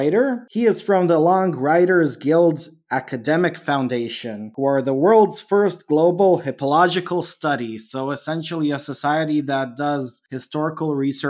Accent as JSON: {"language": "English", "country": "Canada", "tie": "born or raised there", "said": "I grew up in Canada. Kat is also approximately the same age as me, and we grew up with the same TV and stuff."}